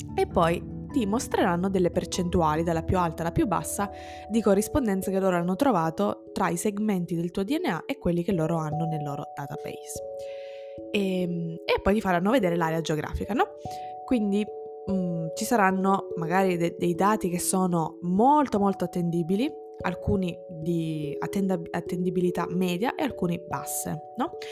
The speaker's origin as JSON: {"language": "Italian", "town": "Ragusa", "region": "Sicily", "country": "Italy", "tie": "born or raised there", "said": "io sono italiana, sono siciliana"}